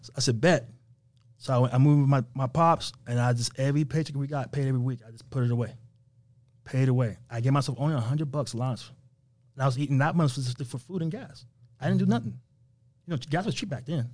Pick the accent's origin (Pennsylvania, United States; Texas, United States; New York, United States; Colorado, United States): New York, United States; moved away; also born or lived in Las Vegas; we're from New York